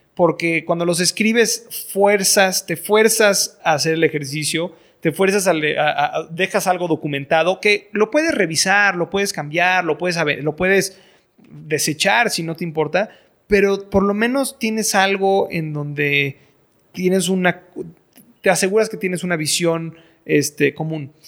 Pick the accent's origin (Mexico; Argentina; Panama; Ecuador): Mexico; also born or lived in Boston; soy, mexicano, estoy educado en el extranjero